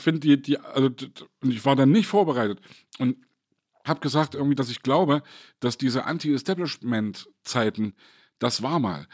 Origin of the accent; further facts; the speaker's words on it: East Germany, Germany; als Ossi